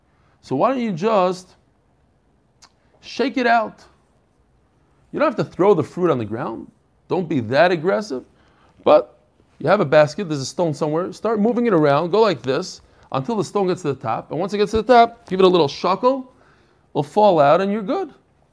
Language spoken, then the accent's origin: English; Pittsburgh, Pennsylvania, United States; I also have been learning Gemara since I was in fifth grade, growing up in Pittsburgh.